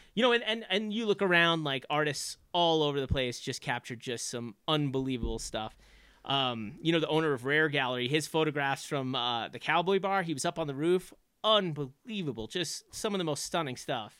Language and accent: English; Long Island, New York, United States; moved away as an adult; also born or lived in Boston; I grew up on Long Island